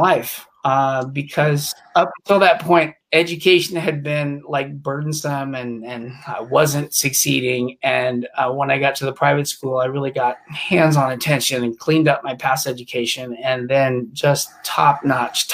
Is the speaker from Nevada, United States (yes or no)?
yes; Reno, Nevada, United States; also born or lived in England / New Jersey / New Orleans / California; Then we moved up to Reno, Nevada, and that was around the age of four.